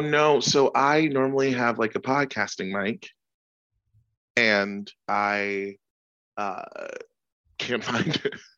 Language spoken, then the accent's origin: English; United States; We're American.